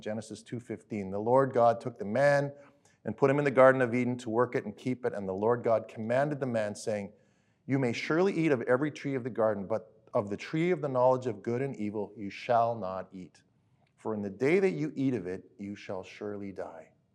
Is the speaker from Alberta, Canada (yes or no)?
yes; Alberta, Canada; I grew up in Alberta, different places